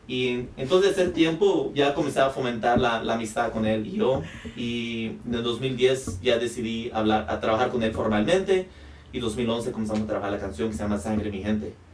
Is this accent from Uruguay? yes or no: no; Lynwood, California, United States; Linwood, California. Yo soy de Linwood y. Watts.